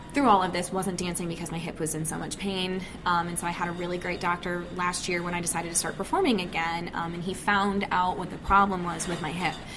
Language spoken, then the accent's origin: English; Michigan, United States; I grew up in Michigan and have lived in Michigan pretty much my whole life